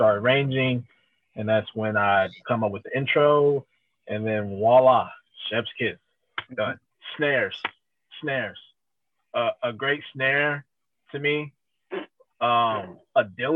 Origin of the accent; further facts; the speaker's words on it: Kansas City, Missouri, United States; I'm from Kansas City, Missouri